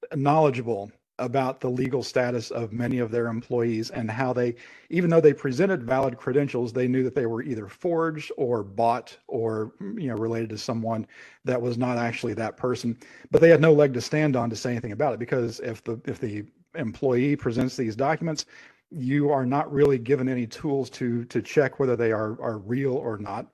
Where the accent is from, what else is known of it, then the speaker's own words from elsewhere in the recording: United States; as an American